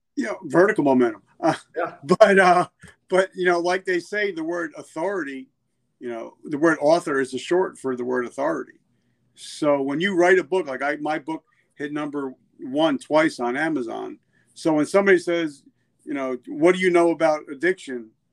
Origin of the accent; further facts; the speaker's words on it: New Jersey, United States; I'm from New Jersey